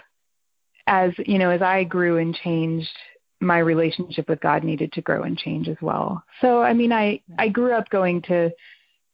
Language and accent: English; foothills of the Catskill Mountains, New York, United States; I was in New York. I mean, it wasn't the city